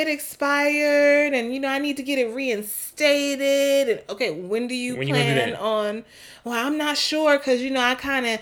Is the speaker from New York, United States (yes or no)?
yes; New York City, New York, United States; we're from New York City